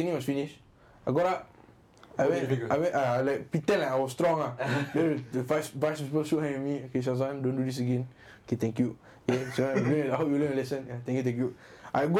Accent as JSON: {"language": "English", "country": "Singapore", "also_born_or_lived": "Yishun", "said": "I was from Hougang"}